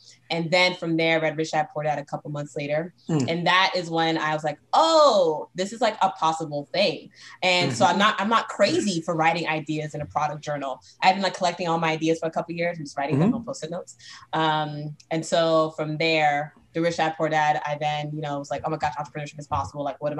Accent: Brooklyn, New York, United States; also born or lived in Boston, United States; So I grew up actually in Brooklyn, New York, and Boston, Massachusetts.

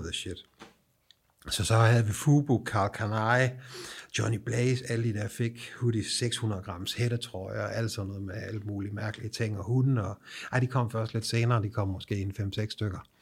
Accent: Southern Jutland, Southern Denmark, Denmark; jeg er fucking sønderjyde

